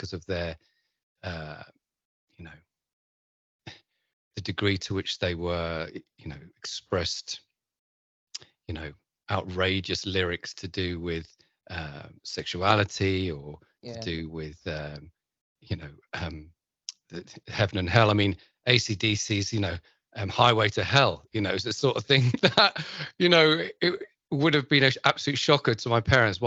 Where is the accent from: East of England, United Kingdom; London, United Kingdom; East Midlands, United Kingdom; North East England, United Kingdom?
London, United Kingdom; I grew up in London